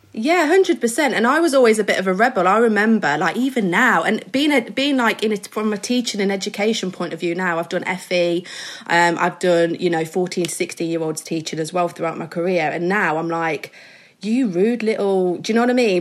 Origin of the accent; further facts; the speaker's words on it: Midlands, United Kingdom; I'm from the Midlands, so I'm from a small little town